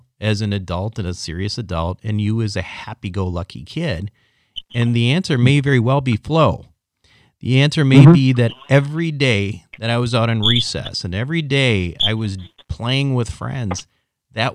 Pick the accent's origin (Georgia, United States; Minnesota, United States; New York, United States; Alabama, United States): Minnesota, United States; I was completely obsessed with ice hockey growing up in Minnesota